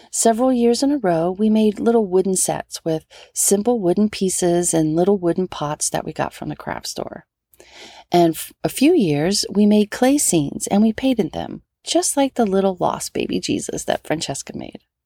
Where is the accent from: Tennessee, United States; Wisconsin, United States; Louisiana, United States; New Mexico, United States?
Louisiana, United States; New Orleans; now in Southern California, United States; growing up in New Orleans